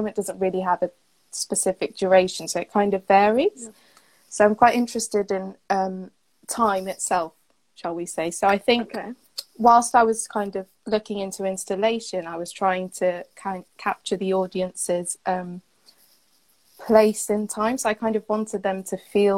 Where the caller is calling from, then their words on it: Cardiff, Wales, United Kingdom; So today I'm in Cardiff, Wales.